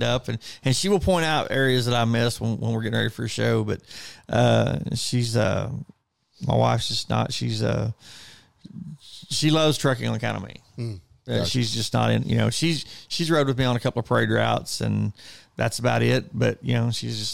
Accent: Miami, Oklahoma, United States; Miami, you know, obviously being my hometown. I remember when B.F. Goodrich was there

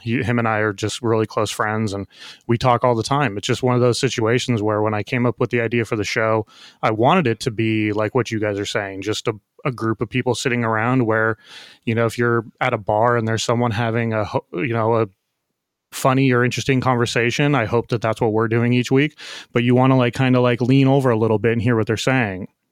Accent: San Diego, California, United States; I'm from San Diego, love the city

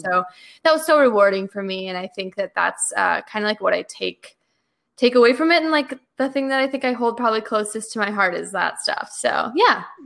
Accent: Chicago, Illinois, United States; moved away as an adult; also born or lived in Missouri; now in Los Angeles, United States; I grew up in Chicago, but I went to school in Missouri

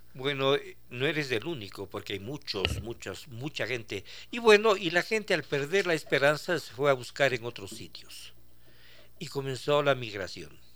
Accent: Ecuador; lo viví eso en mi país

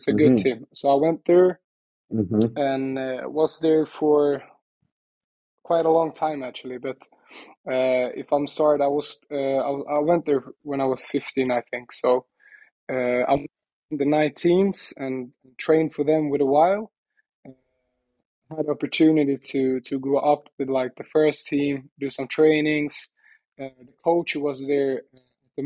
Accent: Gothenburg, Västra Götaland, Sweden; moved away as an adult; now in Stockholm, Sweden; I'm from Gothenburg, a city in Sweden, where I grew up with my mom and dad

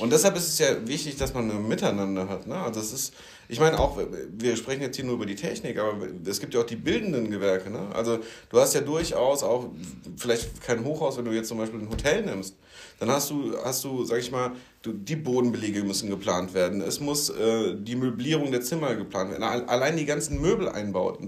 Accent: Rhine-Main, Germany; ich komme aus der Region Rhein-Main

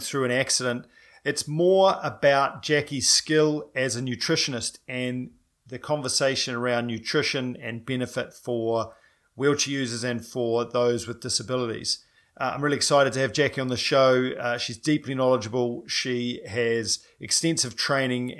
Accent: New Zealand; I'm a paraplegic from New Zealand

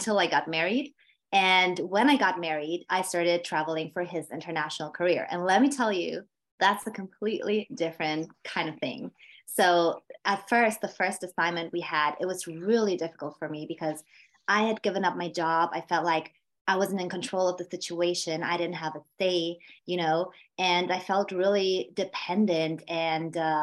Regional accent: Vienna, Austria; moved away as an adult; now in Bilbao, Spain; I was born and raised in Vienna, Austria, Central Europe.

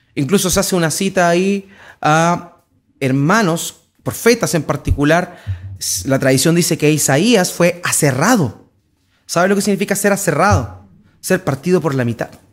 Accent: Antofagasta, Chile; Estamos en Antofagasta, nos consideramos antofagastinos, yo igual me considero antofagastino.

